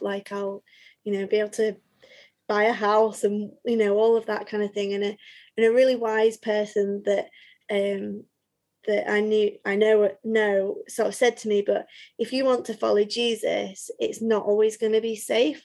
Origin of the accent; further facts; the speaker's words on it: Leeds, Yorkshire and the Humber, United Kingdom; also born or lived in Nottingham; I grew up in Leeds, but all of a sudden had nowhere to live in Leeds because my parents were in Skipton